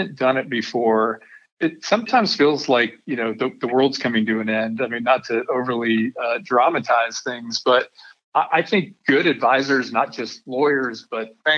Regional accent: Denver, Colorado, United States; now in Texas, United States; I grew up in Denver, Colorado, so that makes me a mountain boy.

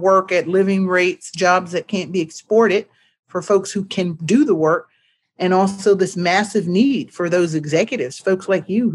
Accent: Richmond, California, United States; I grew up in Richmond, California, not far from Oakland, San Francisco

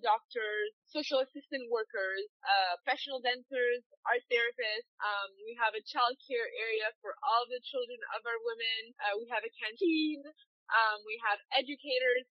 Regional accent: Madagascar; I grew up in Madagascar, but my back, I'm multicultural

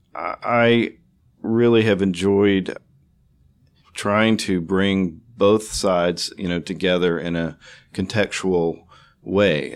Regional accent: Houston, Texas, United States; the arts community that you know shares uh, my hometown

